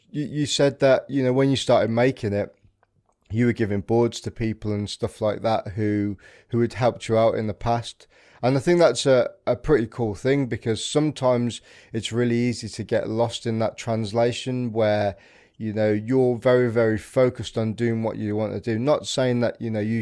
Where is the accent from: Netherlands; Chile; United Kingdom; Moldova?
United Kingdom; we're very reserved as a British people